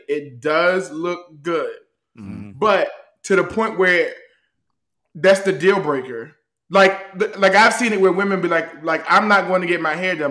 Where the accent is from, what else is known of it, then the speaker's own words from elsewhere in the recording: Baltimore, Maryland, United States; I'm from Baltimore